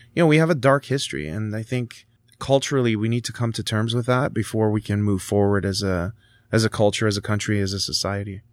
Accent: Canada; also born or lived in Italy (parents); I was born here

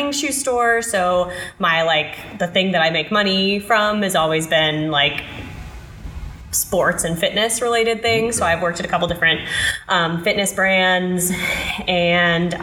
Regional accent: Union, Kentucky, United States; moved away; I grew up in Kentucky. I grew up in a little town called Union, Kentucky that is just super north, really close to Cincinnati, Ohio

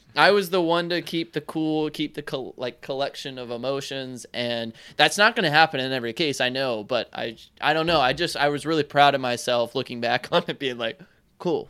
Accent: North Carolina, United States; I'm not, I'm not backwoods North Carolina or anything

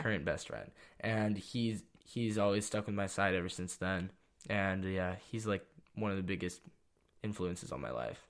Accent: Santa Cruz, California, United States; also born or lived in San Jose / Los Gatos; I grew up in Santa Cruz

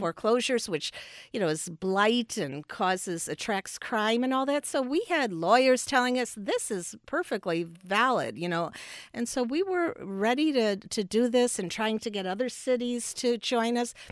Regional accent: Chicago, Illinois, United States; also born or lived in Park Ridge, Illinois / Champaign-Urbana, Illinois; I was born in Chicago, and uh, to a family, uh, with a union

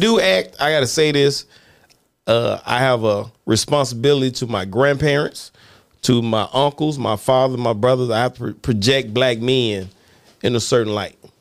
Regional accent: Mississippi, United States; growing up in Mississippi

